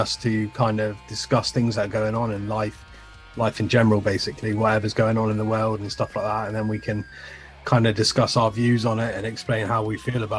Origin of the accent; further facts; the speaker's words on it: England, United Kingdom; obviously, Jace, Scottish, I'm English. We shouldn't necessarily get on.